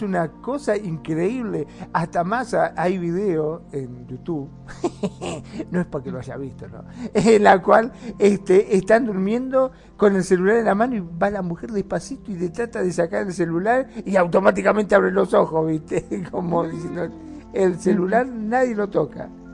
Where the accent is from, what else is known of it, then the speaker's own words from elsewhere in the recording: Mar del Plata, Buenos Aires Province, Argentina; aquí de donde soy yo, de Mar del Plata